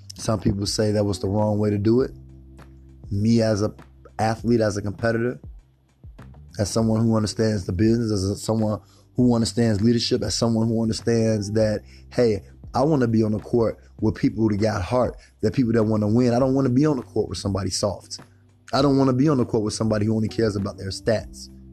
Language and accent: English; Chicago, Illinois, United States; I'm from Chicago